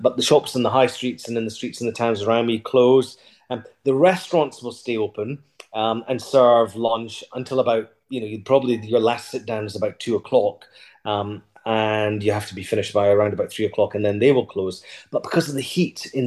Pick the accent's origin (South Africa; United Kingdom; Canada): United Kingdom; moved away as an adult; also born or lived in Puglia, Italy; now in Italy; being British